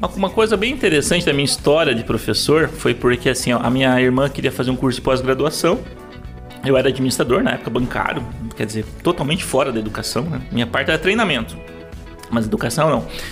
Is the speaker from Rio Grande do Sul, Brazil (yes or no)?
no; Paranaguá, Paraná, Brazil; nascer em Paranaguá, ser criado em Paranaguá